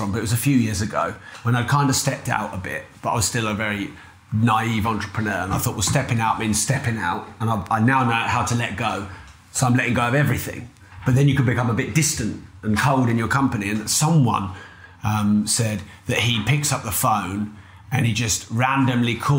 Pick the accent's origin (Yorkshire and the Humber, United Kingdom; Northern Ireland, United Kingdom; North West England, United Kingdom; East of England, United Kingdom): East of England, United Kingdom; Peterborough; I'm from Peterborough.